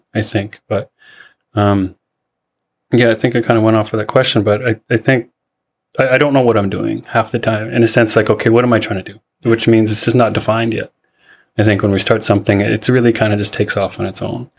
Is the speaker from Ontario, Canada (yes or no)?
no; Seabird Island, British Columbia, Canada; also born or lived in Chilliwack, British Columbia; I'm from Seabird Island. Uh, grew up there.